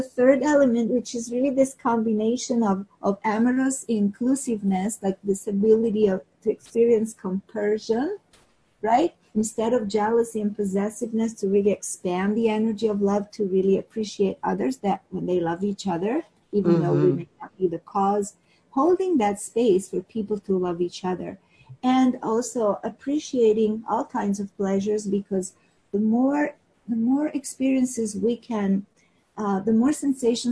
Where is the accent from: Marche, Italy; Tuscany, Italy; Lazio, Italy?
Lazio, Italy; Rome; moved away as an adult; also born or lived in Piedmont, Italy; now in Turin area, Italy; I was born and raised in Rome